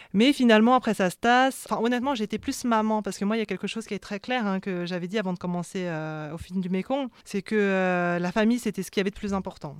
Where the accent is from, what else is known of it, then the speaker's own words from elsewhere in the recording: France; accent: French; quand je parle cambodgien, euh, j'ai un accent français